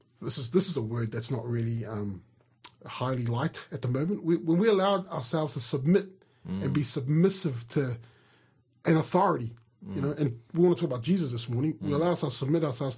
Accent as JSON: {"language": "English", "country": "Australia", "said": "as an Australian citizen"}